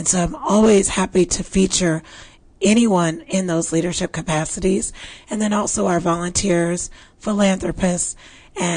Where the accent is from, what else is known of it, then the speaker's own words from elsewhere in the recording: Midwest, United States; now in Texas, United States; I was raised in the Midwest where we had plenty of snow